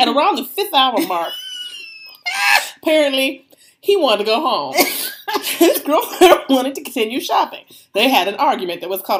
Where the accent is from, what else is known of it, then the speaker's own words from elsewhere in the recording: United States; Because we're American.